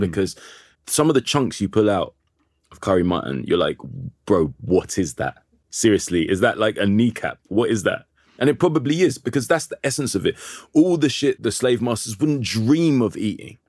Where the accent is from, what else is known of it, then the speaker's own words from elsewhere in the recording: London, United Kingdom; I'm from Kilburn